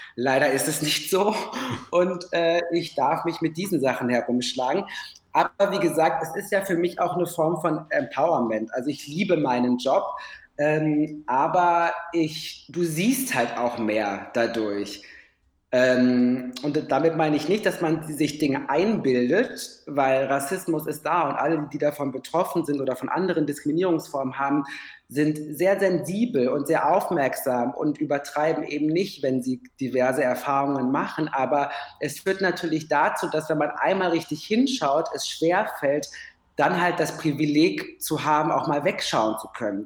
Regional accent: Ruhr area, North Rhine-Westphalia, Germany; now in Berlin, Germany; ich komme aus dem Ruhrgebiet

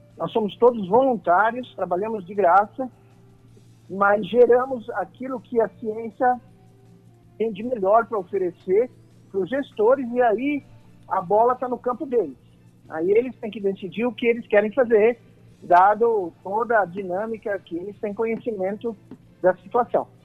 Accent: Brazil; como brasileiro e patriota

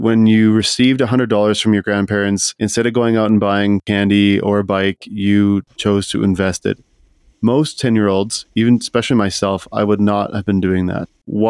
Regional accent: Saskatchewan, Canada; Like when I was growing up in Saskatchewan, you know, we didn't have a ton of money.

